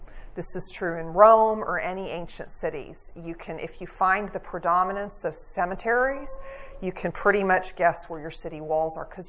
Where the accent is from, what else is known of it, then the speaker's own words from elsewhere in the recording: England, United Kingdom; I grew up in England